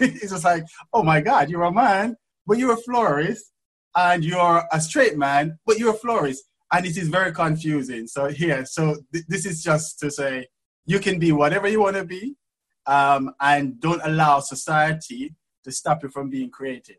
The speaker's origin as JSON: {"language": "English", "country": "Jamaica", "tie": "born or raised there", "accent": "Jamaican", "moved": "yes", "lives_now": "England", "said": "You probably hear my accent that I'm from Jamaica. So, yes, I was born in Jamaica. And then when we left to come and live in England, from Jamaica"}